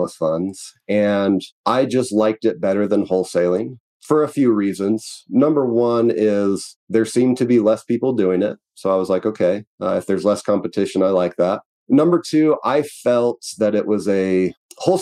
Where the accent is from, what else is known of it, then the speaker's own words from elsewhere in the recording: Utah, United States; I am from Utah, so I'm about 30 minutes south of Salt Lake City